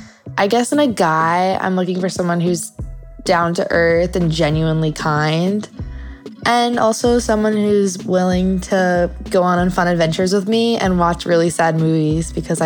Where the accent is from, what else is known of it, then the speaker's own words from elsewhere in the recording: New York, United States; moved away as an adult; now in Los Angeles, United States; I'm 19 years old. I'm originally from New York as well, but I just moved out to LA a few months ago to pursue my acting career.